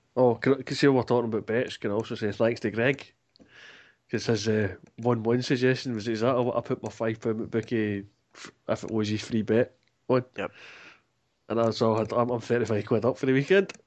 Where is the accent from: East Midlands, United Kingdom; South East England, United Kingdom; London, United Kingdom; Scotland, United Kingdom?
Scotland, United Kingdom; I'm Scottish